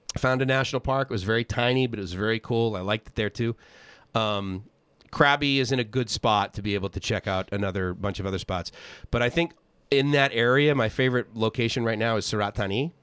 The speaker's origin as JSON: {"language": "English", "town": "Boston", "region": "Massachusetts", "country": "United States", "also_born_or_lived": "Southern California", "moved": "as an adult", "said": "I lasted twenty years in Boston"}